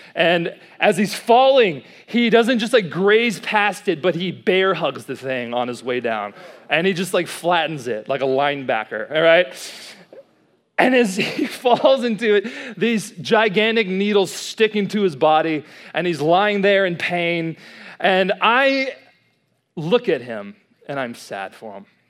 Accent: College Station, Texas, United States; moved away as an adult; now in Dallas, United States; I'm from Dallas, but I originally grew up right here in College Station, Texas

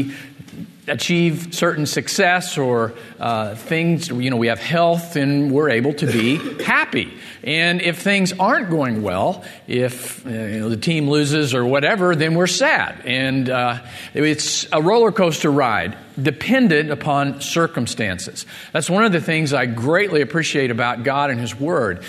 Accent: Missouri, United States; moved away; I grew up in Missouri

